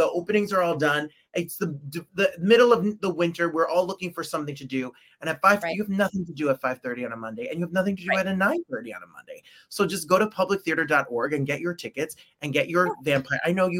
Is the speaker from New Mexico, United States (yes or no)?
no; New Jersey, United States; So I'm born and raised in New Jersey, 1 mile from New York City. So I'm a little spoiled by the culture and art of New York. You know, we're like these snobby East Coast New Yorkers, right?